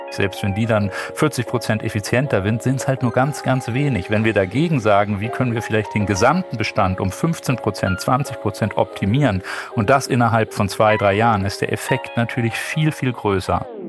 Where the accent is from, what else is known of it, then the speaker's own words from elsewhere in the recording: Bonn, North Rhine-Westphalia, Germany; also born or lived in Düsseldorf / Cologne; Ich bin in Bonn geboren, habe äh, lange in Düsseldorf gearbeitet